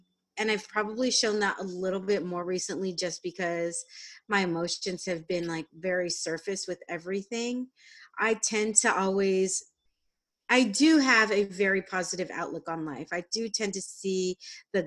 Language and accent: English; San Diego, California, United States; also born or lived in Albuquerque, New Mexico; I grew up in San Diego. I am a I am Mexican American